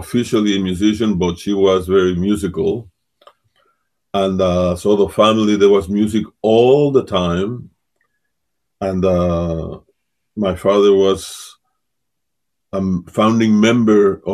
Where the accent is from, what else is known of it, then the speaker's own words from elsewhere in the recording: Mexico; moved away; I was born and raised there. And at the time that I was living in Mexico, right up until 1968